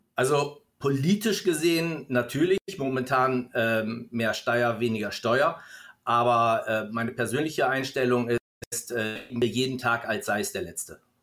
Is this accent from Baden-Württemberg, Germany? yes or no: yes; Stuttgart, Baden-Württemberg, Germany; hier bei uns in Stuttgart